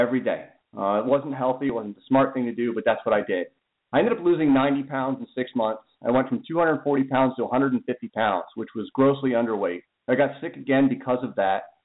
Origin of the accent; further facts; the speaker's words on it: Pennsylvania, United States; I'm from Pennsylvania